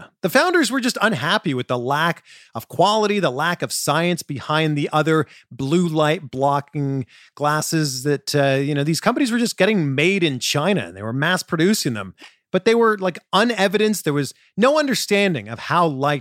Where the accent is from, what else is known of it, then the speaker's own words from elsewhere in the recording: Canada; I'm originally from Canada.